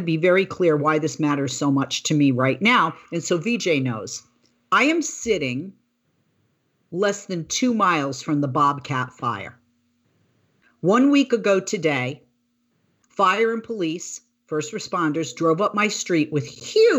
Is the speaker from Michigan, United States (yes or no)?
no; Boston, Massachusetts, United States; now in California, United States; when I was a little girl, I grew up in Boston